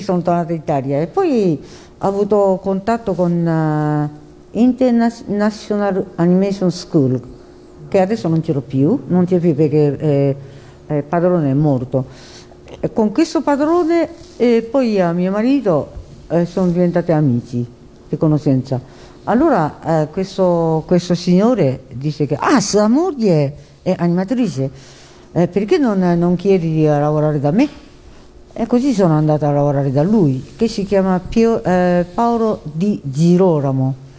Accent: Japan; Italian is a second language; moved away as an adult; also born or lived in China; now in Italy; non sono nata in Giappone, io sono nata in Cina uh, durante la guerra, seconda guerra mondiale

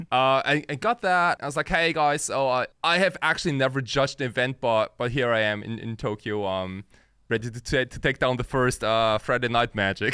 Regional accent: Germany; also born or lived in Japan; I was born in Japan, And, uh, when I was five, my family and I, like, we, we, we all moved to Germany. So I went to a German school

